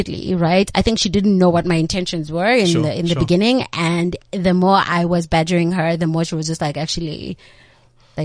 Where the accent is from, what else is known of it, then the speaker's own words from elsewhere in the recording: Cape Town, Western Cape, South Africa; I grew up in Nyanga. I'm from Nyanga.